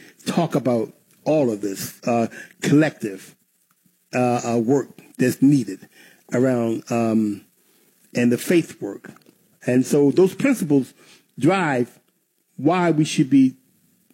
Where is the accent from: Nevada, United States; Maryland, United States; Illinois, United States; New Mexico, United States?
Maryland, United States; Baltimore; I grew up in Baltimore